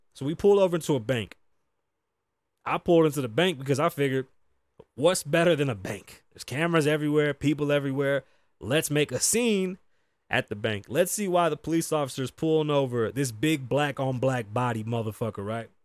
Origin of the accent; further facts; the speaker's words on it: Las Vegas, Nevada, United States; also born or lived in New York; I'm from the east side of Las Vegas